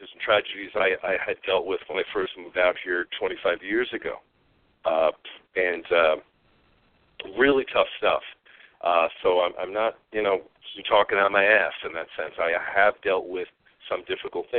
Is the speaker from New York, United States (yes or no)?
yes; New York, United States; moved away; I am from New York originally.